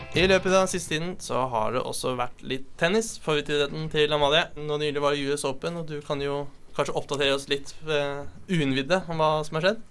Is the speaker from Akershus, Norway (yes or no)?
yes; Eidsvoll, Akershus, Norway; Jeg kommer fra Eidsvoll.